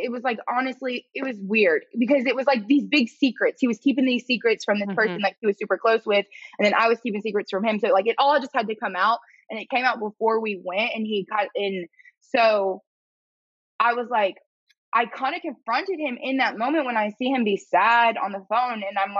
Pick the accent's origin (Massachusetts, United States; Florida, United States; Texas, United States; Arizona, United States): Florida, United States; born there; I was born in Florida, so like I'm a Florida fan